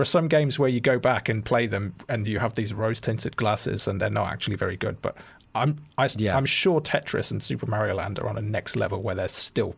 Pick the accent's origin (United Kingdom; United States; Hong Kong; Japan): United Kingdom; Bromsgrove, West Midlands; Bromsgrove. So if you can imagine Worcester, I imagine a smaller version of that, and you've got my hometown.